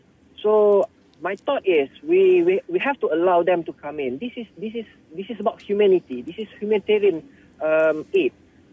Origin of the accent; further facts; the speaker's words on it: Malaysia; We are Malaysian.